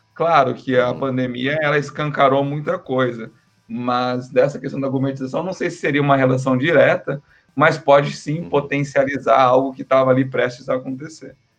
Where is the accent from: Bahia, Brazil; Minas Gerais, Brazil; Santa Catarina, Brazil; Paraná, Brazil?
Paraná, Brazil; Londrina; also born or lived in Maringá; eu sou natural de Londrina e passei no vestibular em Maringá